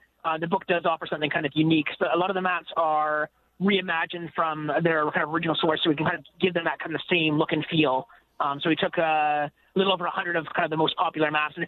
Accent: Canada; now in United Kingdom; I'm a Canadian

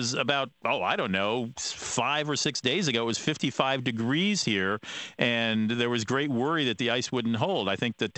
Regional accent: St. Paul, Minnesota, United States; moved away; here in St. Paul, in my hometown

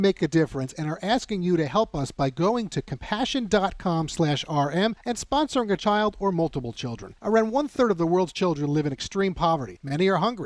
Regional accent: New York City, New York, United States; also born or lived in Washington, D.C.; Mary and I, we grew up here in the New York City area. And other than a few years living in Washington, D.C., we've lived in the New York City area our entire life

